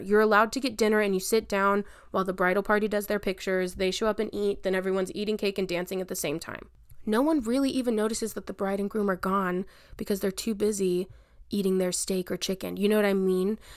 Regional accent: Albany, Texas, United States; also born or lived in Dallas, Texas / Lubbock, Texas; I'm back in my hometown of Albany, Texas

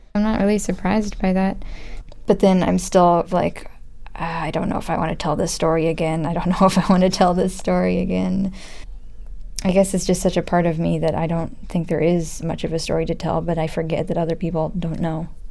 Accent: United States; I'm from America

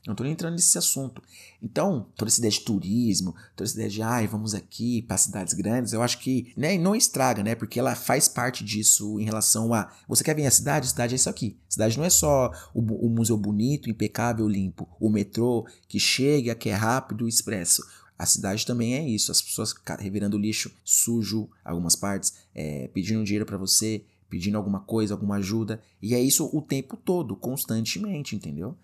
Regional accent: Guarulhos, São Paulo, Brazil; moved away as an adult; eu sou de São Paulo, não é exatamente da capital São Paulo, mas sou de Guarulhos

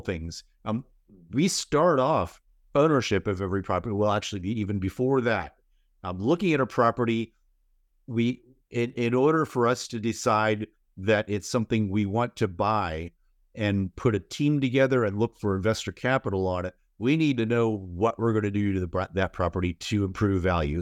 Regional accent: Seattle, Washington, United States; I'm from Seattle

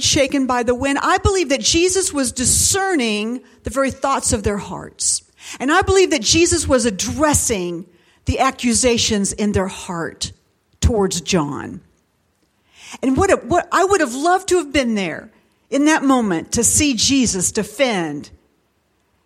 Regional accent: Dayton, Ohio, United States; I was born in Dayton, Ohio at St. Elizabeth Hospital

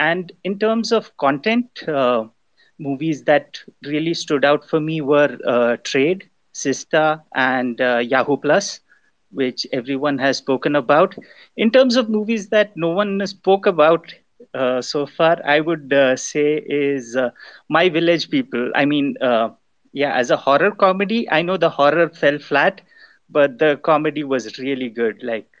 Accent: India; I'm an Indian Nollywood fan based out of India, which is why I sound different from the rest of you.

